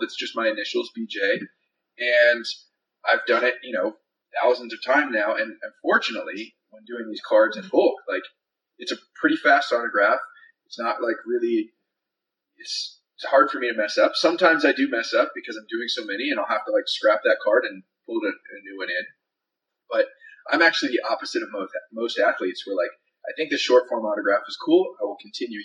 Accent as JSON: {"language": "English", "region": "Northern California", "country": "United States", "tie": "born or raised there", "said": "I grew up in Northern California"}